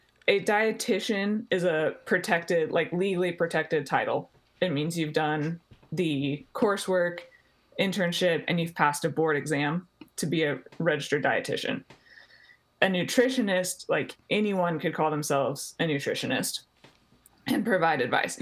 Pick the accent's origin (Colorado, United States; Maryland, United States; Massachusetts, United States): Colorado, United States; moved away as an adult; also born or lived in Texas; I grew up in Colorado.